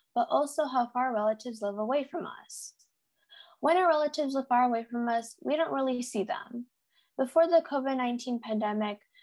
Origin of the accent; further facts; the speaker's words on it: United States; As an Indian American teenager who was born and is living in America